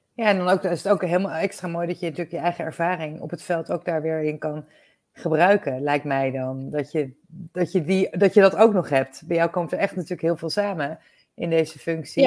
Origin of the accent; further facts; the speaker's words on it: Netherlands; we zijn daar natuurlijk als Nederlanders best wel een bijzonder volkje